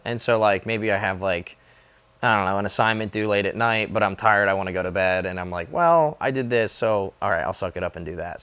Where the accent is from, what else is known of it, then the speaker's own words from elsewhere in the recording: near Easton, Pennsylvania, United States; five minutes from here